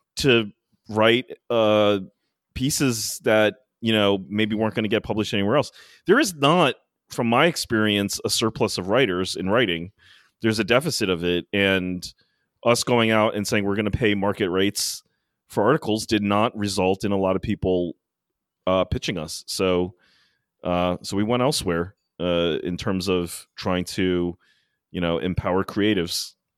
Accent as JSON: {"language": "English", "region": "Maryland", "country": "United States", "tie": "born or raised there", "moved": "yes", "lives_now": "New York City, United States", "said": "I went down to Maryland, as I usually do, and it was quite special this year because all my hometown friends finally got to travel"}